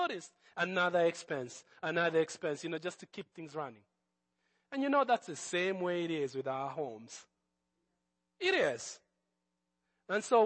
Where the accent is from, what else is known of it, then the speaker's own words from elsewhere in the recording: Nairobi, Kenya; when Jesus came into my life as a teenager, growing up in Nairobi